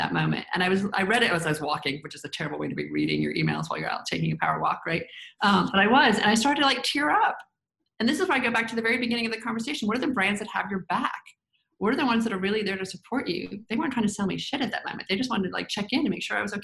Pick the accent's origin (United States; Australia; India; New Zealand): United States; the South; I grew up in the South, in the 80s is when I graduated from college.